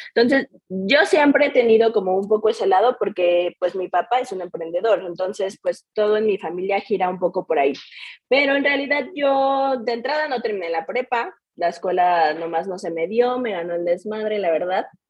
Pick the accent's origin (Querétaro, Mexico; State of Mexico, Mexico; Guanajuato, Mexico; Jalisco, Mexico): Querétaro, Mexico; soy de Querétaro, toda mi vida he estado aquí